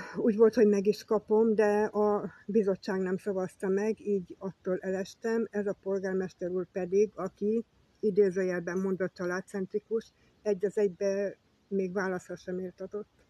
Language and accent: Hungarian; Zala, Hungary; Én tulajdonképpen itt születtem, de 58-ban, de ebben a lakásban 78 óta lakom